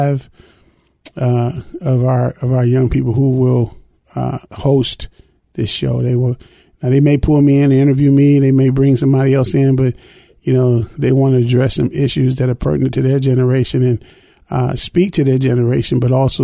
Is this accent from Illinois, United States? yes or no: yes; Chicago, Illinois, United States; growing up in Chicago, real prejudice town, city of neighborhoods